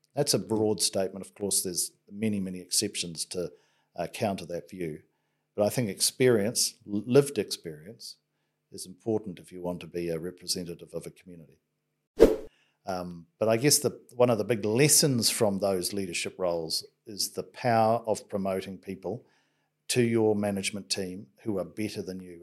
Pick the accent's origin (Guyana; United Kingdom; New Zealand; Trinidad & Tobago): New Zealand; Bay of Plenty; that has been my childhood, um, home